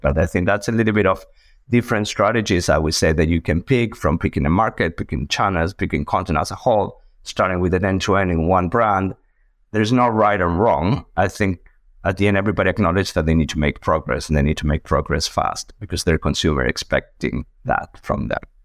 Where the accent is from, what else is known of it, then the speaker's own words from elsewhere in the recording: Argentina; moved away as an adult; also born or lived in United States; now in Boston, United States; originally a mathematician from Argentina, as you can see on my accent